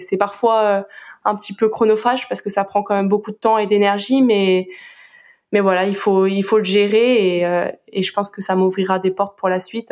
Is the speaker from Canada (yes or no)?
no; Brittany, France; now in Marseille, France; je préfère dire que je suis bretonne